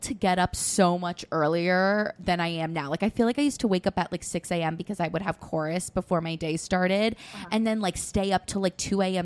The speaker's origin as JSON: {"language": "English", "town": "Pelham", "region": "New York", "country": "United States", "said": "I'm from Pelham"}